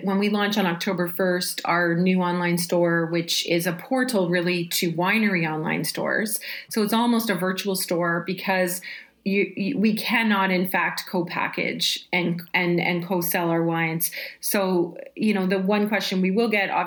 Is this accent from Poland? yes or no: no; Canada; We're Canadian